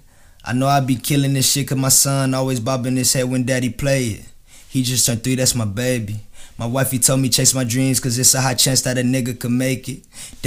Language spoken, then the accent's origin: English; San Antonio, Texas, United States; moved away as an adult; now in Virginia, United States; I'm from Texas, you know what I'm saying? Born and raised, you know what I'm saying? I moved out to VA, you know what I'm saying? I'm in the Navy, so I'm stationed out here.